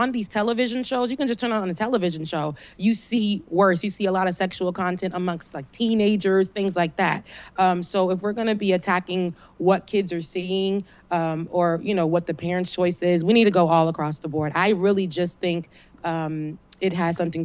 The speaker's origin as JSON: {"language": "English", "region": "South Florida", "country": "United States", "said": "I'm from Florida. I'm a Florida girl naturally. I'm from South Florida"}